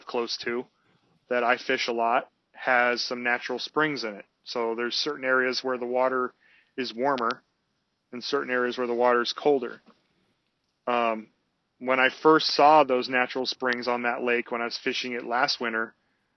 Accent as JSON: {"language": "English", "region": "California", "country": "United States", "tie": "born or raised there", "moved": "as an adult", "lives_now": "Minnesota, United States", "said": "I grew up in California"}